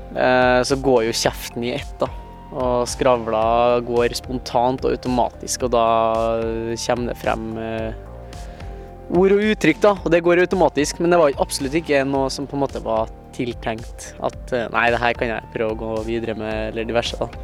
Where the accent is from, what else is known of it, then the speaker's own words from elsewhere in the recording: Trondheim, Trøndelag, Norway; født og oppvokst i Trondheim